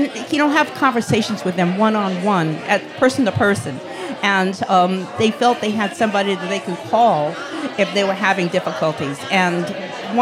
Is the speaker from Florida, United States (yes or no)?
no; Yonkers, New York, United States; I grew up in Yonkers